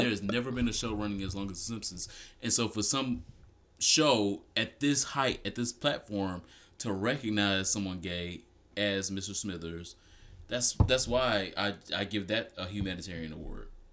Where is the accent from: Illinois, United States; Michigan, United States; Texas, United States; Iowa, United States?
Michigan, United States; Detroit; I'm from Detroit